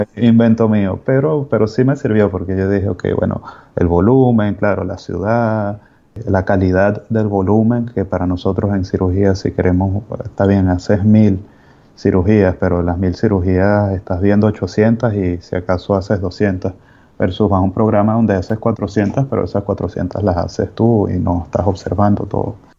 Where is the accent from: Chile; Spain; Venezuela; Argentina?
Venezuela; moved away as an adult; yo soy médico de Venezuela